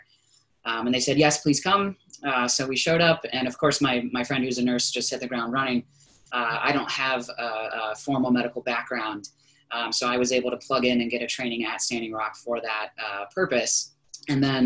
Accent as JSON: {"language": "English", "town": "Columbus", "region": "Ohio", "country": "United States", "said": "I'm from Columbus"}